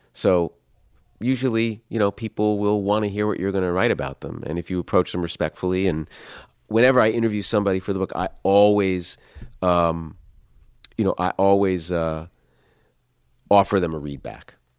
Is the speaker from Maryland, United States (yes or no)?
yes; Columbia, Maryland, United States; I grew up in Columbia, Maryland